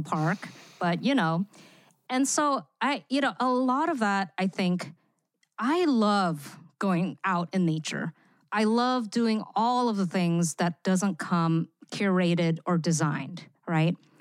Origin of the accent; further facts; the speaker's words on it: Singapore; moved away; also born or lived in Indonesia; I grew up in Singapore. I lived there for fifteen years where I attended an American school